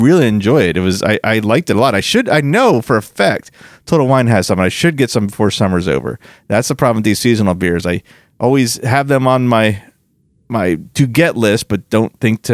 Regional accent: Florida, United States; I'm from Florida

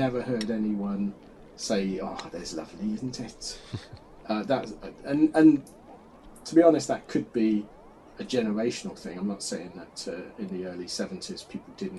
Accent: England, United Kingdom; now in North Wales, United Kingdom; I'm English

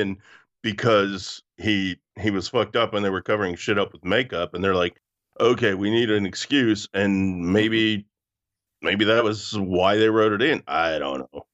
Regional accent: Canada; growing up in Canada

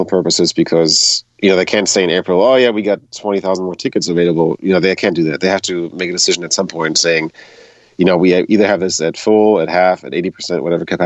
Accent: Berlin, Germany; moved away as an adult; now in Tennessee, United States; I was born in Berlin, Germany. Lived there all my life until I moved here to Tennessee, close to Tim, in 2006

